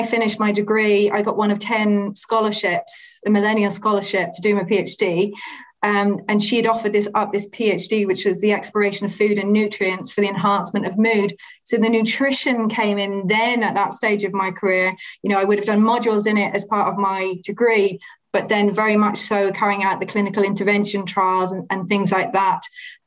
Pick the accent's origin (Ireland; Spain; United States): Ireland; the area that I was raised in the Republic of Ireland is very much a food focused environment. There's lots of dairy manufacturers, there's Monaghan Mushrooms